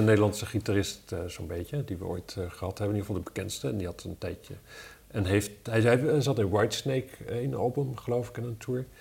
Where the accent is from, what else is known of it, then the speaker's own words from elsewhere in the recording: Wapserveen, Drenthe, Netherlands; now in Amsterdam, Netherlands; Ik kom, ik kom uit Wapser Veen oorspronkelijk.